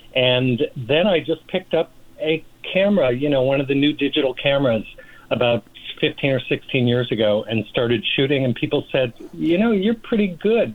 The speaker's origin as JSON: {"language": "English", "town": "Rochester", "region": "New York", "country": "United States", "tie": "born or raised there", "moved": "yes", "lives_now": "Palm Springs, United States", "said": "I'm from Rochester, New York originally, and my dad worked for Eastman Kodak for 35 years."}